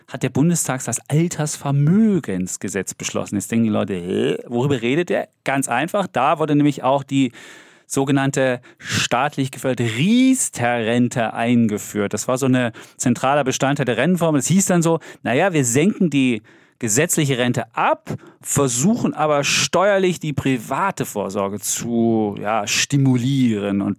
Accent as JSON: {"language": "German", "town": "Leipzig", "region": "Saxony", "country": "Germany", "tie": "born or raised there", "said": "Und Leipzig in meinem Geburtsort."}